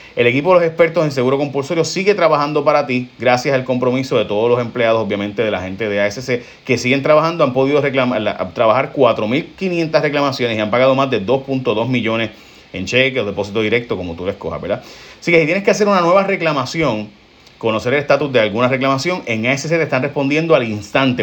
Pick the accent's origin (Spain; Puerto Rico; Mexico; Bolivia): Puerto Rico; San Lorenzo; mi pueblo de San Lorenzo